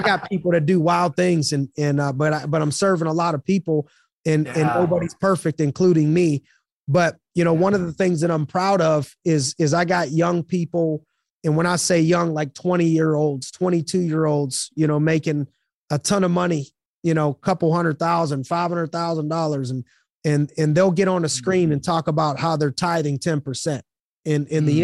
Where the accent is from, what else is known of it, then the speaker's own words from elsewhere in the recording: Youngstown, Ohio, United States; I'm from Youngstown, Ohio.